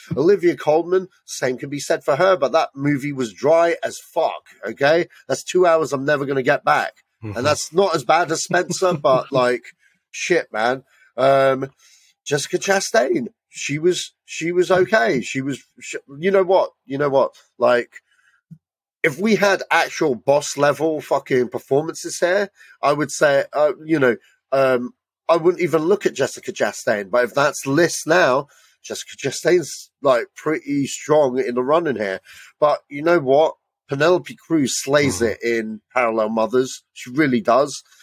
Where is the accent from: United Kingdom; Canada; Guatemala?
United Kingdom; we're British, we kind of know what …, and we're of the right age range